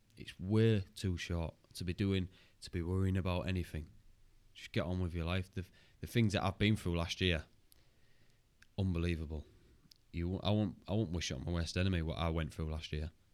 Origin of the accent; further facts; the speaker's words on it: Hull, Yorkshire and the Humber, United Kingdom; I'm from Hull